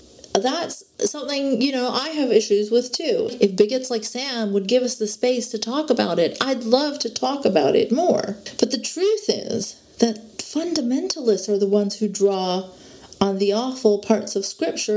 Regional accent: Saudi Arabia; But as a kid growing up in Saudi Arabia, I can tell you that the version of Islam we were taught was heavily curated.

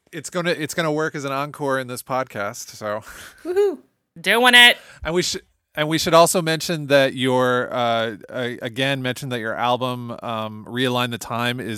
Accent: Toledo, Ohio, United States; also born or lived in Houston; I'm from Toledo

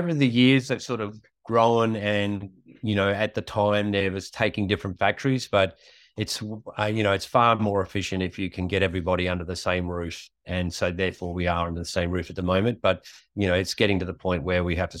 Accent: Richmond, Queensland, Australia; I was born in Richmond, Queensland, and we lived in a sheep and cattle station between Aramac and Huandon until I was 9 years old.

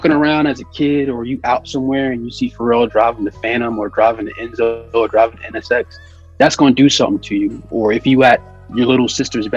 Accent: Virginia, United States; also born or lived in New Jersey; I used to not like being from Virginia because I was born in New Jersey. I lived there till I was 3

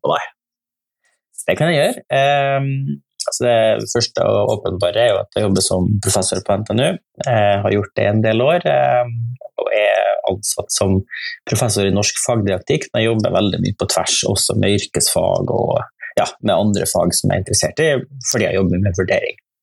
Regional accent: Nordmøre, Møre og Romsdal, Norway; now in Trøndelag, Norway; Jeg er fra, fra Nordmøre, jeg, da. jeg bor i Trøndelag

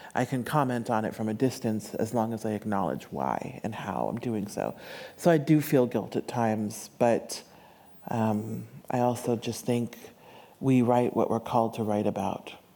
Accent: United States; I grew up in the States

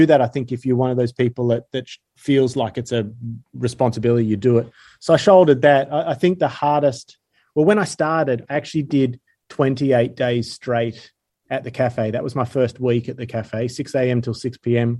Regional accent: Sydney, New South Wales, Australia; I'm from Sydney originally. I grew up close to Northern Beaches, moved around a little bit, but yeah, pretty much all Sydney.

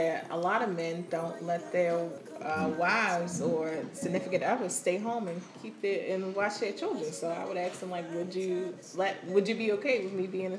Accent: Baltimore, Maryland, United States; I'm born and raised in Baltimore.

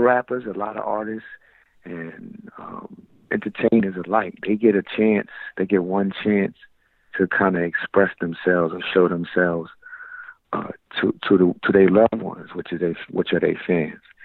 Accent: New York City, New York, United States; I'm from Brownsville

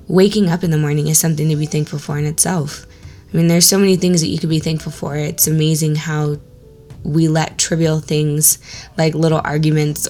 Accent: Orange County, California, United States; growing up in Orange County

